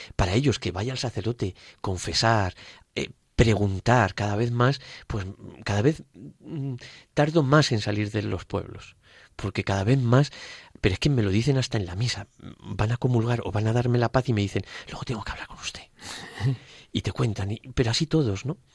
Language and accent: Spanish; Spain; moved away as an adult; also born or lived in Brazilian Amazon; now in Brazil; aquí, gracias a Dios, en España